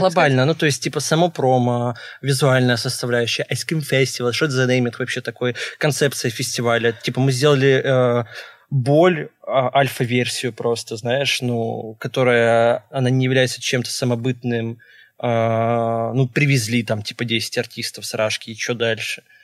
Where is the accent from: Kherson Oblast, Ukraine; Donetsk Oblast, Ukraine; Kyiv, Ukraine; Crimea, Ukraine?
Kherson Oblast, Ukraine; Kherson; moved away; я вообще родом с Херсона